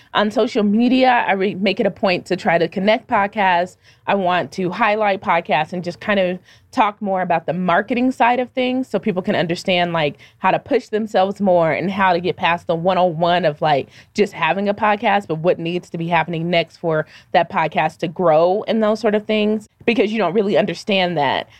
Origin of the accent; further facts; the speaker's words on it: Denver, Colorado, United States; growing up in Denver